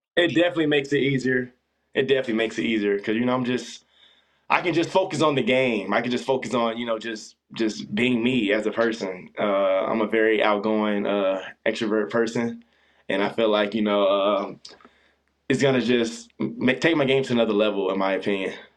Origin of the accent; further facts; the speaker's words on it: Orlando, Florida, United States; also born or lived in Pullman, Washington; now in Tempe, United States; originally I'm from Orlando, Florida